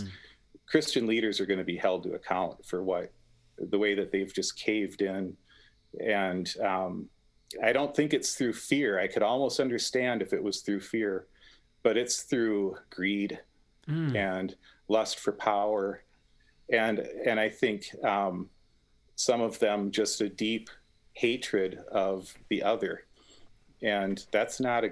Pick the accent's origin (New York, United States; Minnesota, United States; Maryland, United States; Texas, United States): Minnesota, United States; Minneapolis; my hometown